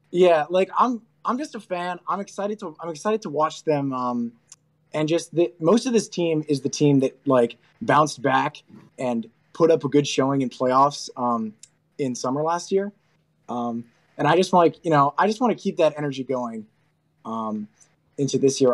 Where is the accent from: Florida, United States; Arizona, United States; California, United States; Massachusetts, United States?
Massachusetts, United States; Groton; I'm from Central Mass, from, I'm from Groton